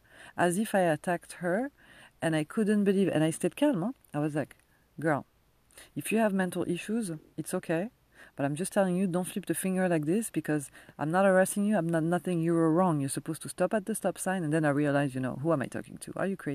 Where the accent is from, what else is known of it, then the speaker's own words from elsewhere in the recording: France; accent: French; English is a second language; moved away; my French accent